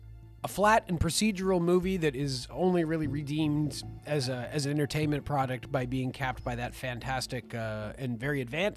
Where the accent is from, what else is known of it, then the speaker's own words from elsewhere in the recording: England, United Kingdom; Yes, well, hello, I am …. I am from England like everybody else.